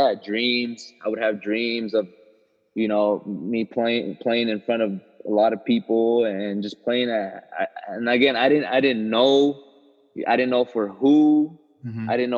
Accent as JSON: {"language": "English", "town": "Costa Mesa", "region": "California", "country": "United States", "tie": "born or raised there", "said": "I grew up in Costa Mesa, California"}